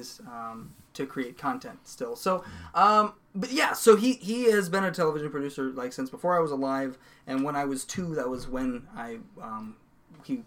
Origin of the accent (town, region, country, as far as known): Sioux Falls, South Dakota, United States